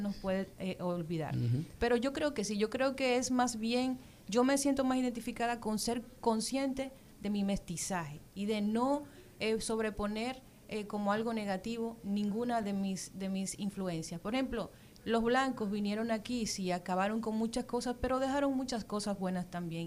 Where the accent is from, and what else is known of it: Dominican Republic